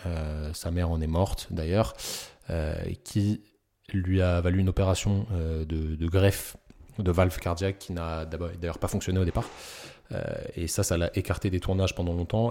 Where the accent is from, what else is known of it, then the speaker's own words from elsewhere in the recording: Parisian suburbs, Île-de-France, France; accent: Parisian banlieue; j'ai un petit accent de, de banlieusard parisien